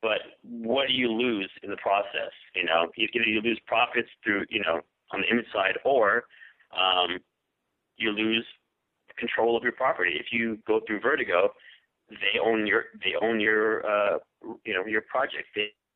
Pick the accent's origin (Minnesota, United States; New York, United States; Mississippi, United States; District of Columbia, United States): New York, United States; moved away as an adult; now in Los Angeles, United States; I grew up in New York. I moved out here to L.A. I live in Los Angeles